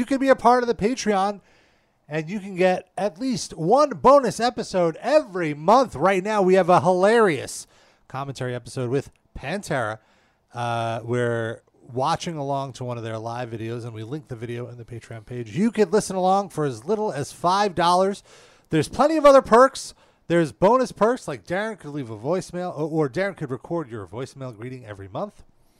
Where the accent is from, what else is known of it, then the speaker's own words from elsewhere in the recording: Edmonton, Alberta, Canada; I'm from Edmonton, Alberta, Canada.